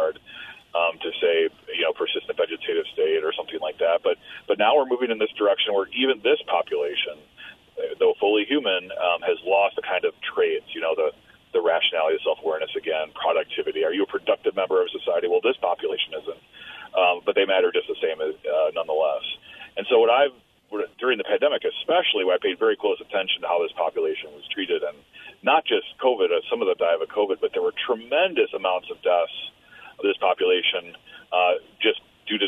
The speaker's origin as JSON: {"language": "English", "region": "Midwest", "country": "United States", "moved": "yes", "lives_now": "New York, United States", "said": "as a Midwesterner"}